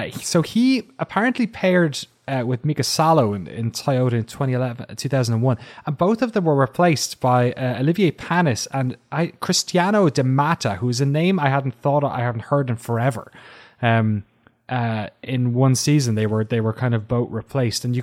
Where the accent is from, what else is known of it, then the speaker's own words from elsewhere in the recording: Belgium; also born or lived in Scotland; Um, although I am from Scotland, I was born and brought up in Belgium, where I was babysat as a child